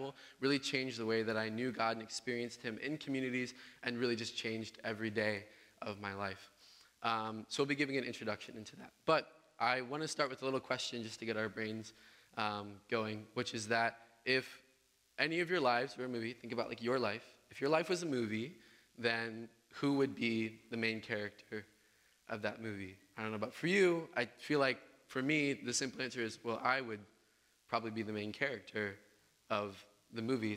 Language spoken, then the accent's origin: English; Southern Illinois, United States; moved away as an adult; I'm from Southern Illinois. I'm from a small town called Cartlandville